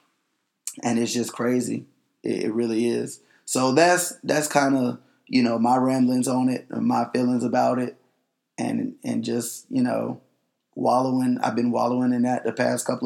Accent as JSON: {"language": "English", "town": "Panama City", "region": "Florida", "country": "United States", "also_born_or_lived": "Tallahassee", "moved": "yes", "said": "I'm from Panama City. I'm from Tallahassee by way of Panama City"}